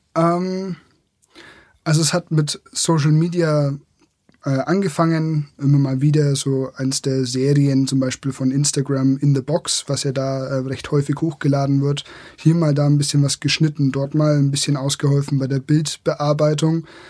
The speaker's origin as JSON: {"language": "German", "area": "Franconia", "region": "Bavaria", "country": "Germany", "said": "Ich komme aus der Region, da ähm, ist es Franken"}